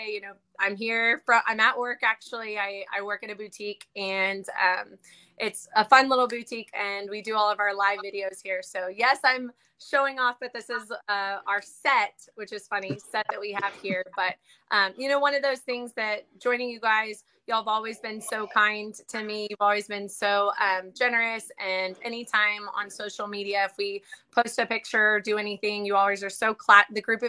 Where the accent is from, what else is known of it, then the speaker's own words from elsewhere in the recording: Austin, Texas, United States; I actually grew up in Austin, Texas